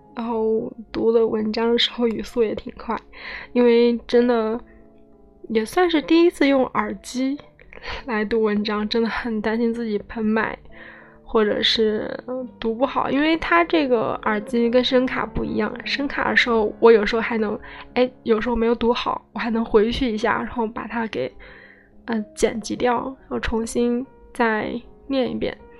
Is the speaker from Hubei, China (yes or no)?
yes; Hubei, China; 戴老师也是我湖北老乡，嗯，我们湖北人